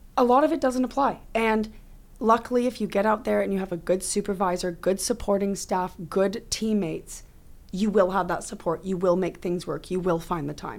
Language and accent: English; Oakville, Ontario, Canada; when I grew up in Oakville